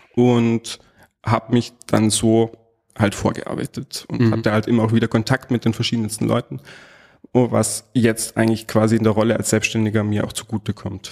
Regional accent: Salzburg, Austria; accent: hochdeutsch; ich bin gebürtiger Salzburger, geboren und aufgewachsen

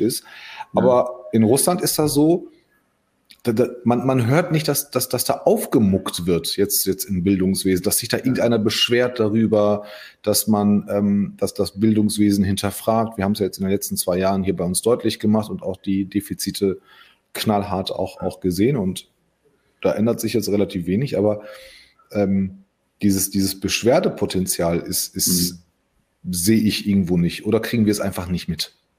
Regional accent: Solingen, North Rhine-Westphalia, Germany; also born or lived in Hagen; ich bin ja in Hagen geboren und mit sechs sind wir, glaube ich, umgezogen nach, nach Solingen

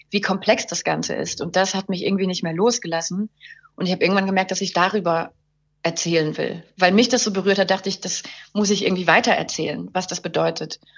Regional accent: Luxembourg; Ich komme ursprünglich aus Luxemburg, ähm, bin ähm, geboren von einer deutschen Mutter und einem französisch-schottischen Vater

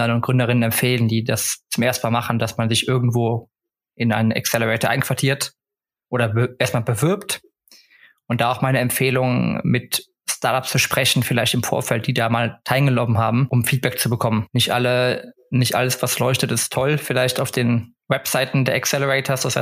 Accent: Stockholm, Stockholm County, Sweden; now in Cologne, Germany; ansonsten habe ich noch immer meine, meine alte Heimat Stockholm, die über mir schwebt, wo man immer zurück könnte. Aber aktuell bin ich erstmal happy

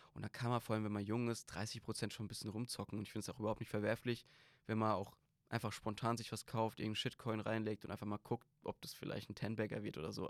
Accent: Griesheim, Hesse, Germany; Ich komme aus Darmstadt, Griesheim

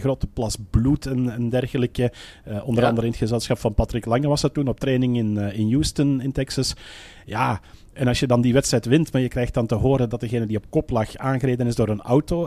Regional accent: Belgium; bij ons in de Belgische pers

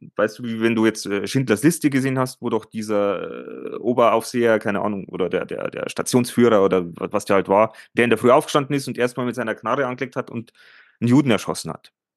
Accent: Germany; bei uns in Deutschland

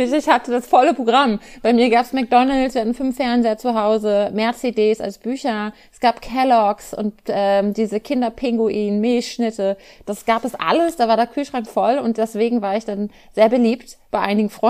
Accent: Germany; Natürlich bin ich in Deutschland aufgewachsen und christlich sozialisiert durch Feiertage

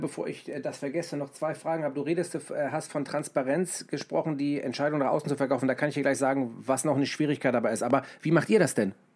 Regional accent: Hamburg, Germany; ich komme aus Hamburg

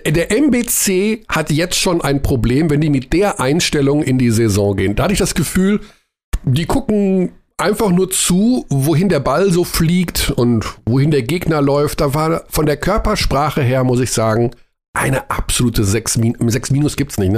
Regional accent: Germany; als wir Deutschen

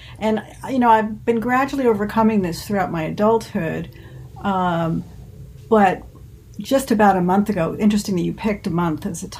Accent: Jersey Shore, near Red Bank, New Jersey, United States; also born or lived in Washington Township, Warren County, New Jersey; I grew up on the shore. Okay. In the northern part of the shore near Red Bank.

